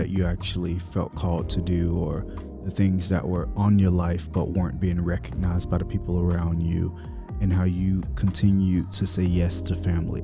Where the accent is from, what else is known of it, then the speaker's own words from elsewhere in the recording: South Bay, Florida, United States; now in California, United States; I'm from South Bay, Florida. I love my city, Muck City